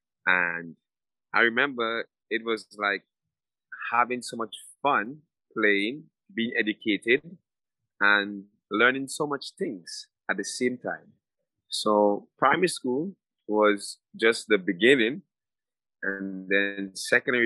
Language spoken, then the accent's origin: English; Willis, Saint George, Grenada; I'm from a place called Willis. It's located at the parish of St. George's